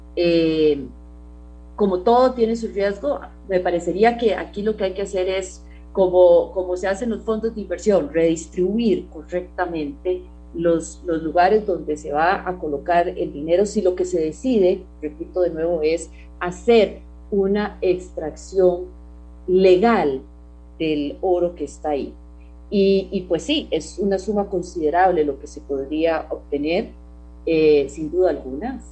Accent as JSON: {"language": "Spanish", "country": "Costa Rica", "said": "como costarricense"}